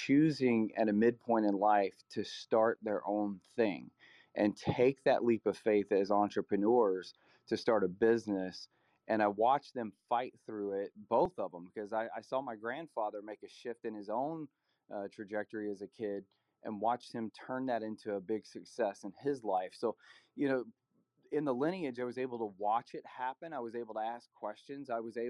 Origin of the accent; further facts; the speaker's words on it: Nashville, Tennessee, United States; were like a military family moving around. So we were in different areas, but for the most part, I grew up in the Nashville area.